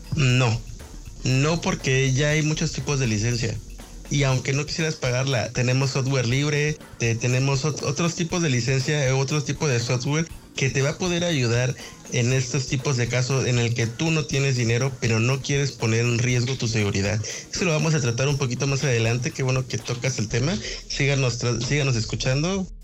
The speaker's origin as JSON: {"language": "Spanish", "country": "Mexico", "said": "somos de México"}